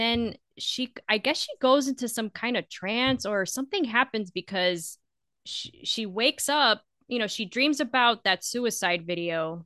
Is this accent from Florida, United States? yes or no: yes; Florida, United States; I'm from Florida